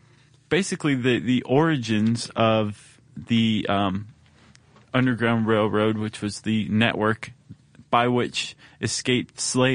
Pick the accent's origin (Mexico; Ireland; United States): United States; Ohio; moved away; I grew up in Ohio.